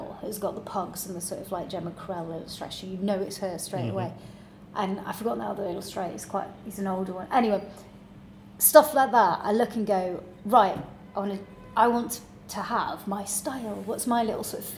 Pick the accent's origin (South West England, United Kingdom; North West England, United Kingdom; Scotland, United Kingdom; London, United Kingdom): South West England, United Kingdom; Cornwall; I was born in Cornwall, in a very, very small village under a rock, so in between Truro and Falmouth.